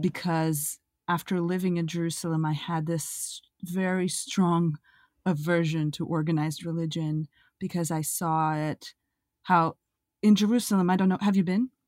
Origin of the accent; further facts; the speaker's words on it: Russia; moved away as an adult; also born or lived in Israel; now in United States; I come from Russia, I grew up in a kind of agnostic